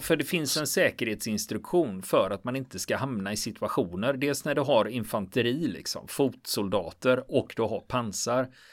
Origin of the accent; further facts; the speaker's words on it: Gothenburg, Västra Götaland, Sweden; Jag är göteborgare